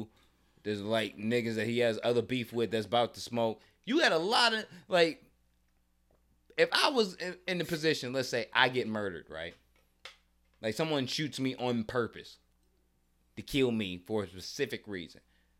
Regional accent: New Orleans, Louisiana, United States; Young Louisiana. Boy? New Orleans.

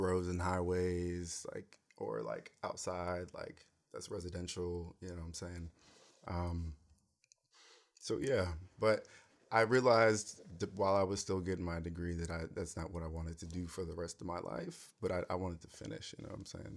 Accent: United States; also born or lived in Cameroon; I'm American

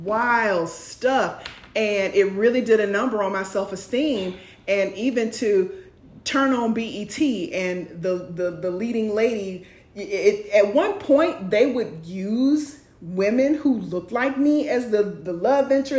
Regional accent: Jacksonville, Florida, United States; moved away; I'm from Jacksonville, Florida.

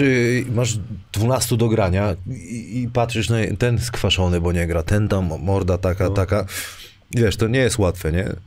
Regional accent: Wrocław, Lower Silesian Voivodeship, Poland; ja jestem, wiesz, tutaj z Wrocławia

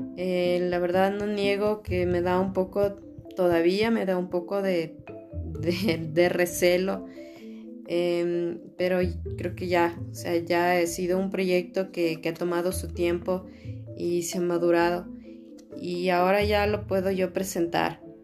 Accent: Ecuador; soy ecuatoriana

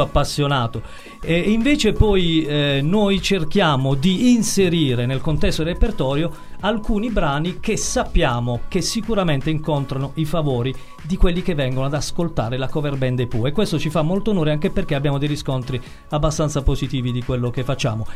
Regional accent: Bari, Apulia, Italy; siamo di Bari

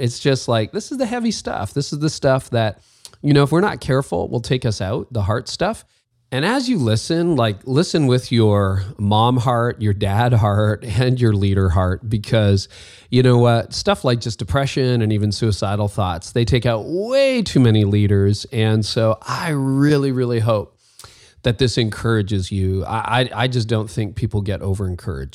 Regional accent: Canada; I'm Canadian and leaving the snow for sunny California.

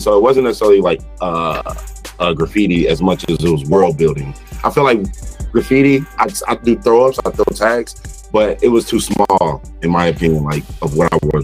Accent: St. Louis, Missouri, United States; moved away as an adult; also born or lived in Chicago, Illinois; I'm from St. Louis, Missouri. I was born and raised there, but I was molded in Chicago. I did my last 12 years in Chicago

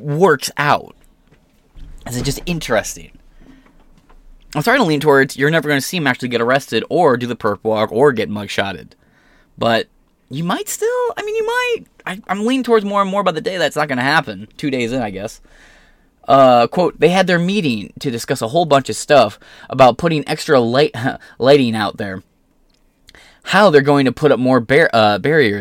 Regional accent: near Detroit, Michigan, United States; I'm not from Detroit, but I live close to Detroit

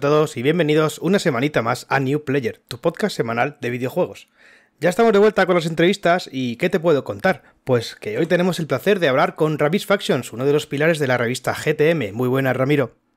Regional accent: Elda, Valencian Community, Spain; aquí a Elda, que nosotros somos de Elda

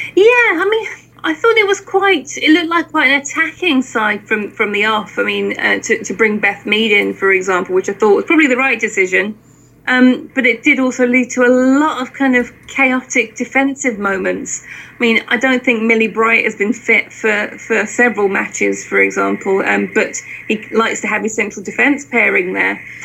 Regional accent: Luton, East of England, United Kingdom; I grew up in Luton

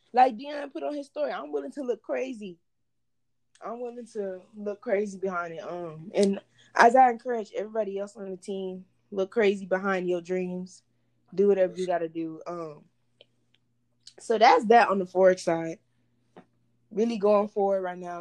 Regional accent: Baytown, Texas, United States; moved away as an adult; also born or lived in Houston, Texas; now in Dallas, United States; I was born in Houston. Um, I live in Baytown, Texas. It's like a small city that's like in the Houston area. Um, well, I was raised in Baytown, Texas

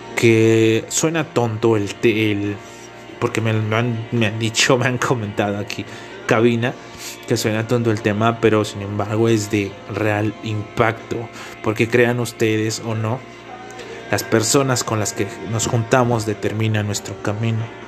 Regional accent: Tlaxcala, Mexico; also born or lived in Tepetitla; soy del estado de Tlaxcala y resido en un pueblito

